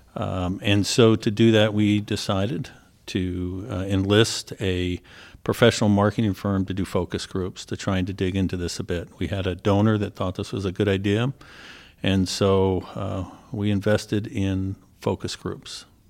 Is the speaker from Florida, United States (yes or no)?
no; Philadelphia, Pennsylvania, United States; moved away as an adult; also born or lived in Ohio; I grew up in Philly, attended the top rated school in the state of, uh, Pennsylvania